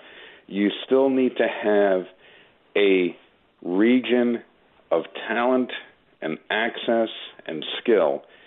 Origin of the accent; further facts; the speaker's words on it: Long Island, New York, United States; moved away as an adult; also born or lived in Manhattan, New York; now in Westchester, United States; I grew up in Long Island, lived in Manhattan for a while, now I live in Westchester